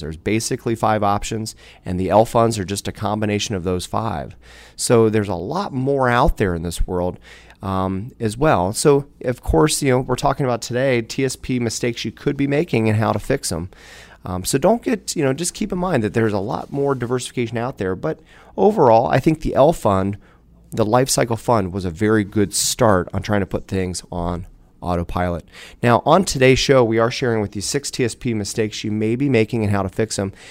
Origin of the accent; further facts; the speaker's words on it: Dayton, Ohio, United States; also born or lived in Beavercreek, Ohio; I'm born and raised in, in Dayton, Ohio area